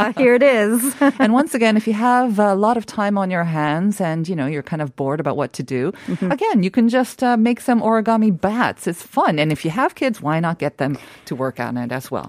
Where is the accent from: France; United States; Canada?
Canada; now in Seoul, South Korea; I was growing up in Canada